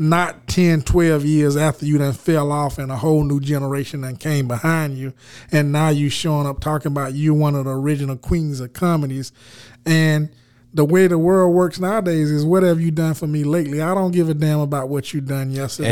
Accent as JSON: {"language": "English", "country": "United States", "accent": "country", "moved": "yes", "lives_now": "Los Angeles, United States", "said": "I got out here to L A with my country accent"}